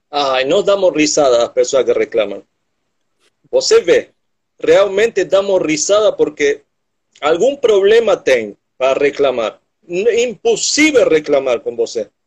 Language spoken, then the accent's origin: Portuguese; Argentina; Portuguese is a second language; moved away as an adult; also born or lived in Ilhabela, Brazil; now in Morro de São Paulo, Brazil; eu sou argentino viciado por ilhas.